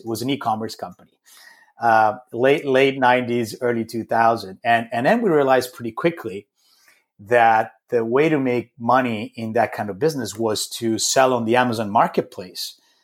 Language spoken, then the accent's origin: English; Rome, Lazio, Italy; moved away; I grew up in Rome, in Italy